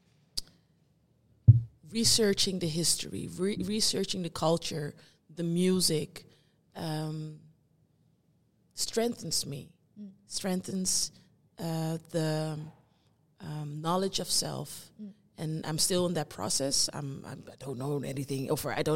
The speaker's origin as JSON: {"language": "English", "country": "Netherlands", "tie": "born or raised there", "said": "I was born here in the Netherlands. I grew up here. My parents and my family are from Curaçao"}